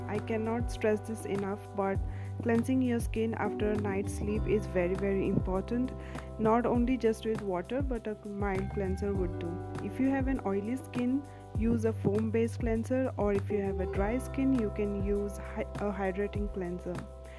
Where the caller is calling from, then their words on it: India; I'm speaking from India